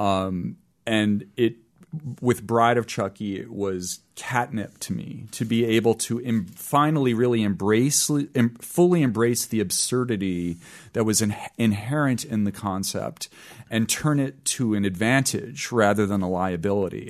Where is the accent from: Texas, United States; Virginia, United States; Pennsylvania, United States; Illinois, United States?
Virginia, United States; Richmond; moved away as an adult; also born or lived in New York; I grew up in Richmond, Virginia